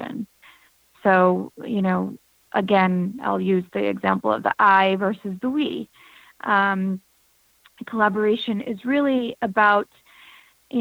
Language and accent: English; United States; both being born an Indian American and kind of feeling different in the U.S. where I'm from